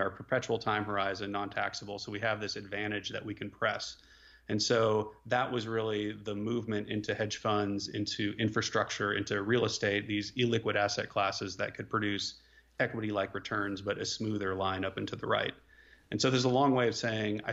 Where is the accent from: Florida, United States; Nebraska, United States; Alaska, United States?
Nebraska, United States; Omaha; moved away; also born or lived in Austin, Texas; I grew up in Omaha, Nebraska